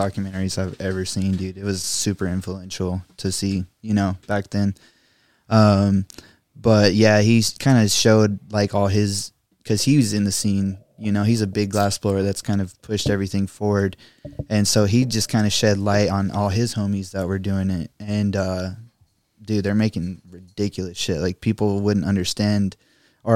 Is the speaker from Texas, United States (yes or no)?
yes; Littlefield, Texas, United States; moved away as an adult; also born or lived in Lubbock, Texas; now in Rio Grande Valley, United States; I'm actually from a small town outside of there called Littlefield.